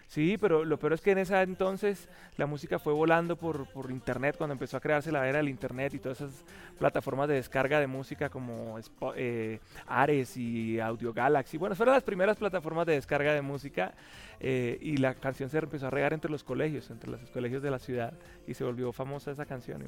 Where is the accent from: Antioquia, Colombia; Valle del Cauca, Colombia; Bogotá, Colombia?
Bogotá, Colombia; born or raised there; also born or lived in Puerto la Cruz, Venezuela